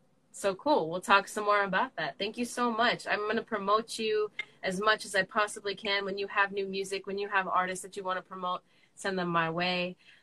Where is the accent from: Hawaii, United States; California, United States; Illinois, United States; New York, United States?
California, United States; South San Francisco; moved away; I'm from South City.